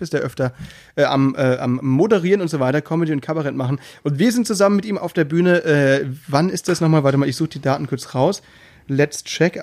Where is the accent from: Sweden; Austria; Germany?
Germany; Müllheim, Baden-Württemberg; accent: Alemannic; bei uns ähm, in äh, Südbaden, in Müllheim, da redet man ja auch so ein bisschen alemannisch